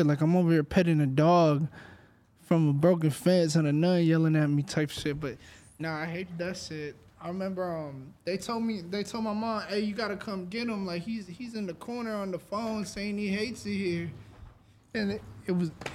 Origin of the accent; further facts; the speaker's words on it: San Antonio, Texas, United States; We're from San Antonio